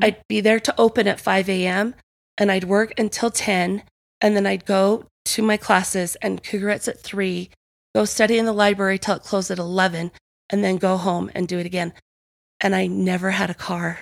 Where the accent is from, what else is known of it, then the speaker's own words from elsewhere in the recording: Provo, Utah, United States; I was born and raised in Provo.